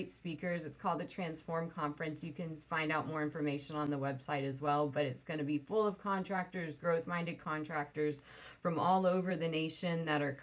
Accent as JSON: {"language": "English", "country": "Sweden", "tie": "born or raised there", "said": "I was born in Sweden"}